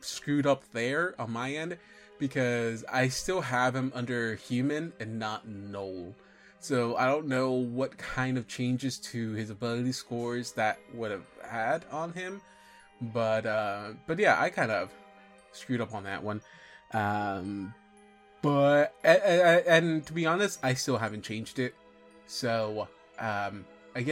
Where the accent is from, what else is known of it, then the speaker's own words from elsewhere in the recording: Mexico; we're Mexican